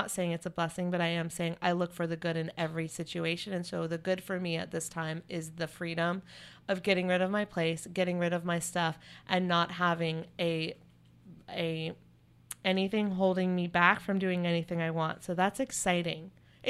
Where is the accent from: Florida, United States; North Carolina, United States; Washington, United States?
North Carolina, United States; You know, I grew up in North Carolina. I love Chapel Hill.